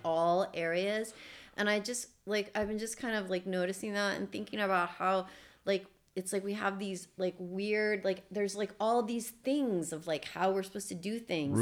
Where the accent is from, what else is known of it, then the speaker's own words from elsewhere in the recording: East Coast, United States; moved away; I'm from the East Coast